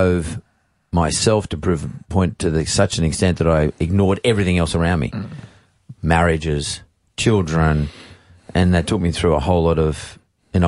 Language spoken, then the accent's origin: English; Sydney, New South Wales, Australia; also born or lived in Punchbowl / Eastern Suburbs, Sydney; I grew up in the Canterbury Bankstown district